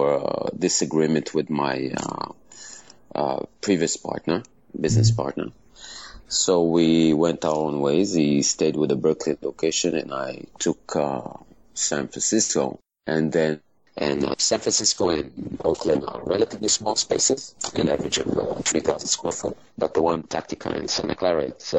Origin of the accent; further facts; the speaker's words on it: Israel; I was obviously born and raised in Israel